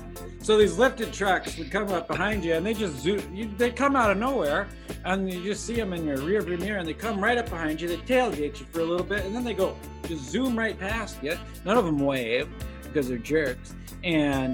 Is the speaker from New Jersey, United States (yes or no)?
no; South Dakota, United States; moved away; I went back home to South Dakota to see my family